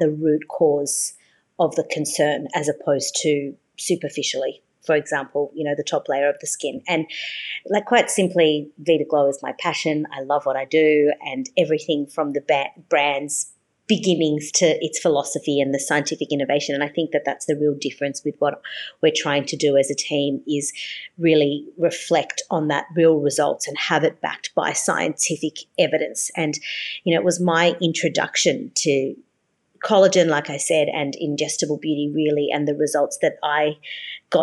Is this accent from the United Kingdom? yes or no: no; Australia; also born or lived in Brazil / Sydney, Australia; I was born in Brazil. My parents are Brazilian. And I think, you know, that Brazilian culture has, even though I've been in Australia since I was six, has really rubbed off on me from my mum.